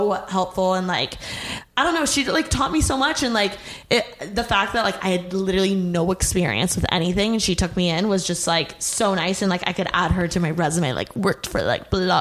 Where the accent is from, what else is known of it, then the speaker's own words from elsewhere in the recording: Indiana, United States; moved away as an adult; now in Los Angeles, United States; From Indiana